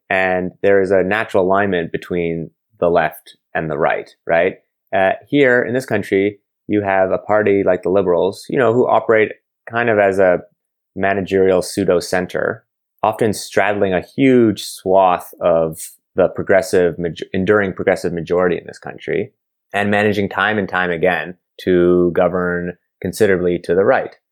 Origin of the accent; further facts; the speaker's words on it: Montreal, Quebec, Canada; I'm from Montreal